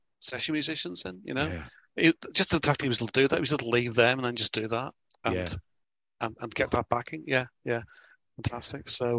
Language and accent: English; Belfast, Northern Ireland, United Kingdom; now in Oldham, United Kingdom; I live near Oldham, near Manchester. So I've got one maybe for later on from local, but I wasn't brought up there. I was brought up in Belfast.